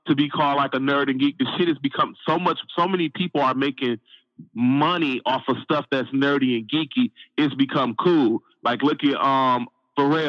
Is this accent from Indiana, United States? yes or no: no; Saginaw, Michigan, United States; also born or lived in Flint, Michigan; I'm from Saginaw, Michigan. Born in Flint, but raised in Saginaw pretty much my whole life.